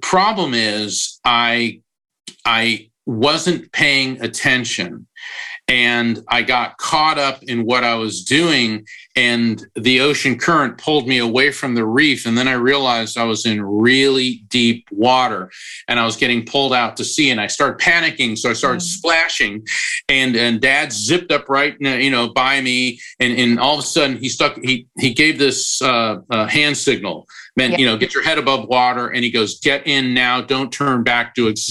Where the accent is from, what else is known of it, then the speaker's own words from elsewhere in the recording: Florida, United States; When I was 13 years old, I grew up in Florida. In fact, I still live near the ocean.